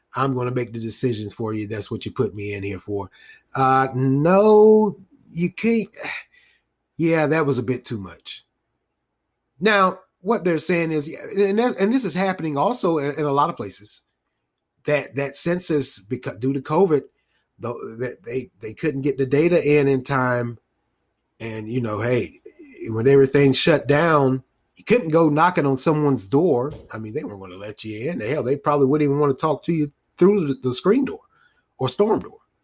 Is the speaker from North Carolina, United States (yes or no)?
yes; Raleigh, North Carolina, United States; born or raised there